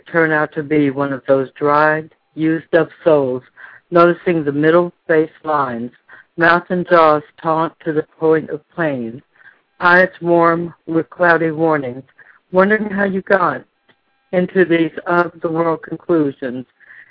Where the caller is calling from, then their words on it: Dallas, Texas, United States; Dallas, Texas.